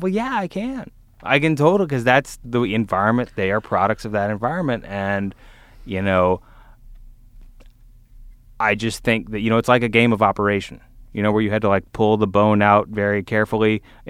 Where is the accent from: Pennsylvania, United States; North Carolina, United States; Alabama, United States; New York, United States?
Alabama, United States; Vestavia Hills; growing up in a community like I grew up in Vestavia, where they fly the Confederate flag